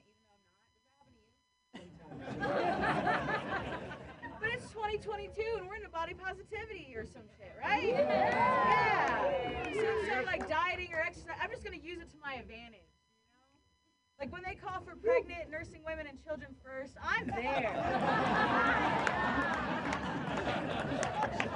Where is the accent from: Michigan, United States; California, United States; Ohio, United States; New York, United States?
Ohio, United States; now in San Francisco, United States; I grew up with lesbian parents in Ohio